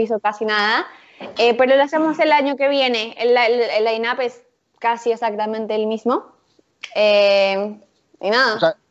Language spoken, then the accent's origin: Spanish; Bogotá, Colombia; moved away as an adult; also born or lived in Buenos Aires, Argentina; now in Mexico City, Mexico; Nací en Bogotá, eh, soy colombiana y los últimos nueve años estuve viviendo en Buenos Aires